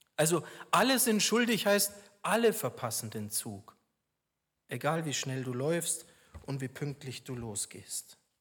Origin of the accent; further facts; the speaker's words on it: Regensburg, Bavaria, Germany; moved away; in meiner Heimat Regensburg